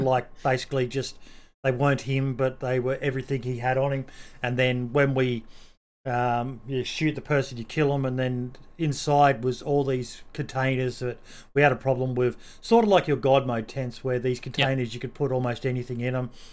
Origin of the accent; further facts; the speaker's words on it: Australia; being an Australian.